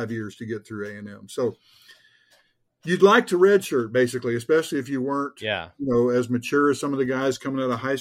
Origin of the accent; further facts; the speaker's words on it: Richardson, Texas, United States; I was from Richardson, which is north of Dallas